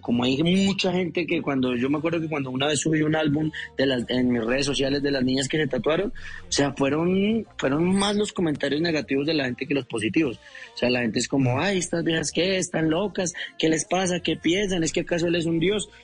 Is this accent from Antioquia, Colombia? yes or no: yes; Bello, Antioquia, Colombia; now in Bogotá, Colombia; yo soy nacido en Bello Antioquia